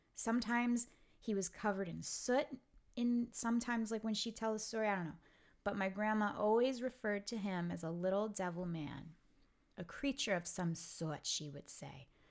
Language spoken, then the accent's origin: English; New York City, New York, United States; I'm I'm from Brooklyn